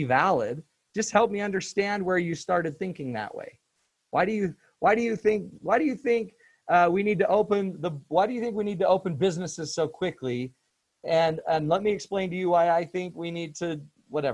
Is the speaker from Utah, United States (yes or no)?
yes; Utah, United States; I'm from Utah. Utah's arid.